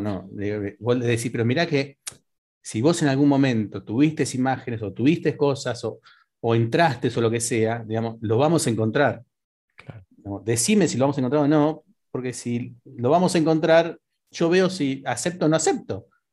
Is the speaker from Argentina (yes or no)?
yes; Las Toninas, Buenos Aires Province, Argentina; yo soy de la costa, entonces le dije soy de las Toninas.